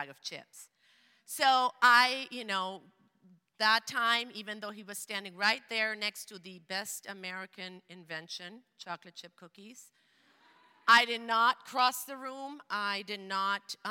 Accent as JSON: {"language": "English", "country": "Venezuela", "tie": "born or raised there", "second_language": "English", "moved": "as an adult", "lives_now": "Portland, United States", "said": "I grew up in Venezuela in a bilingual household, Spanish, German."}